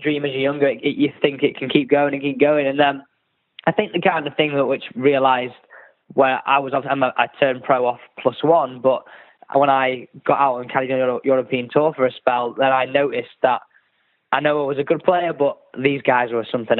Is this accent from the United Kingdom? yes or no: yes; Manchester, North West England, United Kingdom; ever since I was born, I've grown up playing my golf out of Manchester and lived here ever since